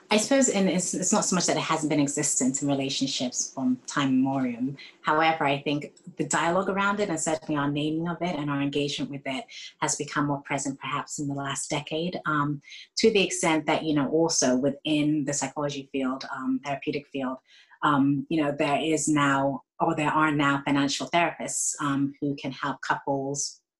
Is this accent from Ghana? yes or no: yes; Ghana; also born or lived in Bristol, United Kingdom / Saudi Arabia / Florida, United States; Um, so I was born in Bristol, um, moved to Saudi Arabia, lived in Florida, and also lived in Ghana, where I'm from.